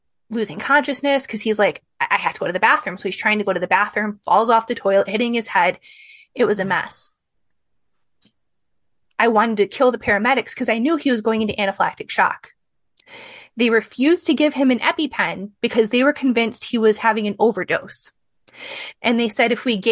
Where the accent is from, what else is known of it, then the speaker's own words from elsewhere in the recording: Midwest, United States; I'm from the Midwest